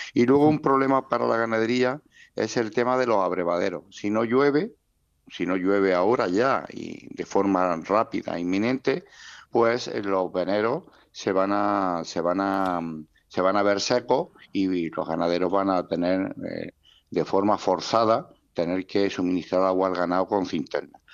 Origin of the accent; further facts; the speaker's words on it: Almería, Andalusia, Spain; yo soy de Almería, tengo mi explotación en la costa de Almería